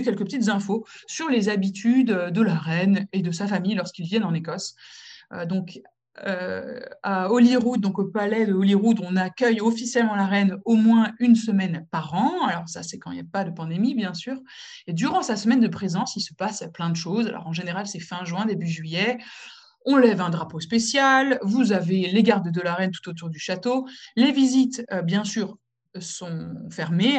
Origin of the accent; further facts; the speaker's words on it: France; moved away as an adult; also born or lived in Morocco; now in United Kingdom; je suis française, mais je suis aussi marocaine